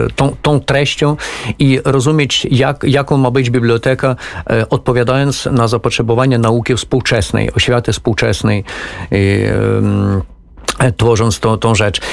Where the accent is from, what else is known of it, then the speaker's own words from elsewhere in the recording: Ukraine; jako Ukrainiec